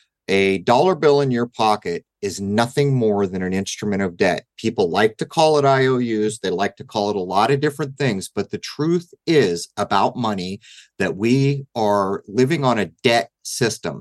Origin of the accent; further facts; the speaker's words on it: United States; I'm an American